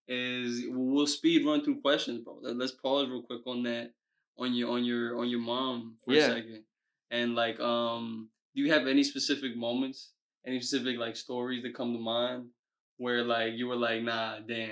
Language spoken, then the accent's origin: English; Bronx, New York, United States; born there; also born or lived in Ohio; I was born in the Bronx. Yeah.